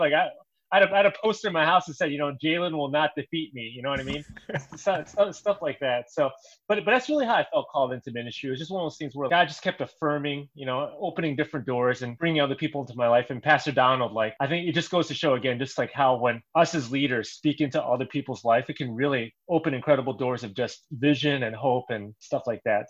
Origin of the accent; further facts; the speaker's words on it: Chicago, Illinois, United States; I am still the only guy who is a lifelong Chicagoan